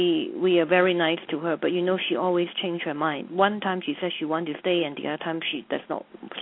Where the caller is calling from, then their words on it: Hong Kong; I'm calling from Hong Kong.